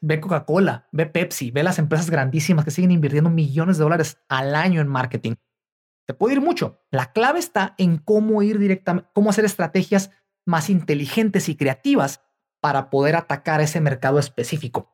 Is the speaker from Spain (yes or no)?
no; Mexico; moved away; mi país natal, eh, en México